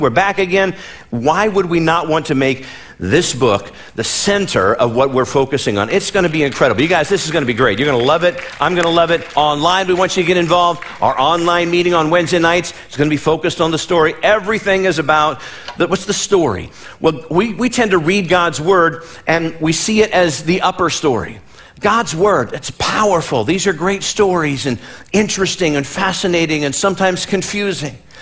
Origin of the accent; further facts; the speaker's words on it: Midwest, United States; moved away; where I come from, born and raised in the Midwest, there were snow days.